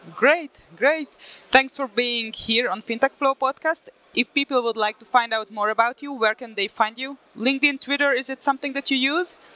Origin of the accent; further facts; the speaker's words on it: Hungary; I'm from Hungary